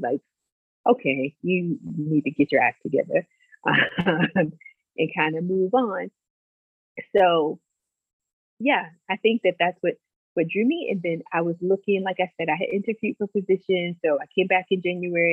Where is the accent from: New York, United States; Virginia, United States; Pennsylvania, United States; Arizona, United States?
Virginia, United States; Lexington; also born or lived in Farmville, Virginia; I'm from Lexington, Virginia, a small town